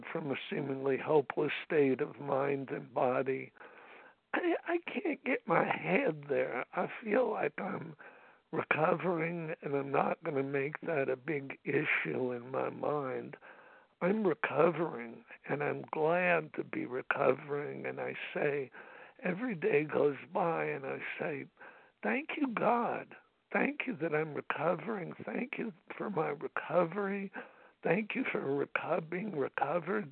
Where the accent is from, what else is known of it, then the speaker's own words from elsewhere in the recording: Los Angeles, California, United States; I'm from Los Angeles and we live close to, you know, Dodger Stadium